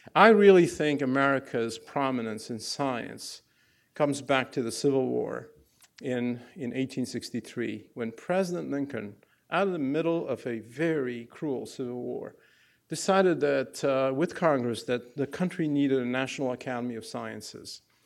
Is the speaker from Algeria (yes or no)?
yes; Algeria; English is a second language; moved away as an adult; now in United States; I grew up in Algeria in a no, no-name place.